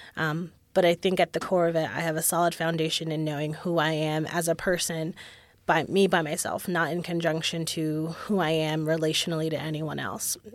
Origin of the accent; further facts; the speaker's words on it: Hamden, Connecticut, United States; now in Austin, United States; I was born and raised in Hamden, Connecticut